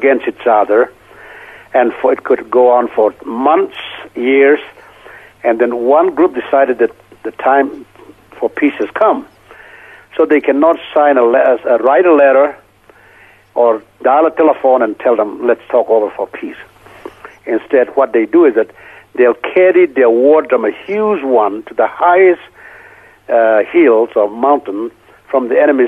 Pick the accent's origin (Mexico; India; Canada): India; North-eastern India, Manipur; born or raised there; moved away